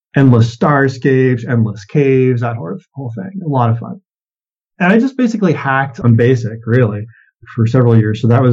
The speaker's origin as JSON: {"language": "English", "region": "Maine", "country": "United States", "tie": "born or raised there", "also_born_or_lived": "California / Massachusetts / Tennessee / Maryland", "moved": "yes", "said": "I was born in California, but did a lot of my growing up in Maine."}